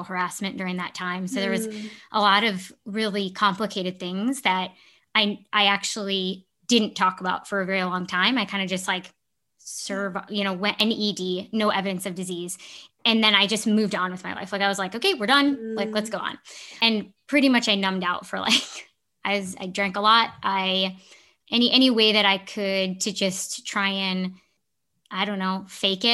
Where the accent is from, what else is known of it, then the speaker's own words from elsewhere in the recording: Chicago, Illinois, United States; moved away as an adult; also born or lived in Milwaukee; I grew up in the Chicago area, so I knew the Midwest